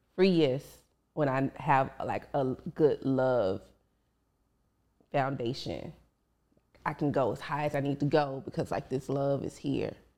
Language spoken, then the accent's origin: English; Dallas, Texas, United States; I'm from South Oak Cliff, Dallas, Texas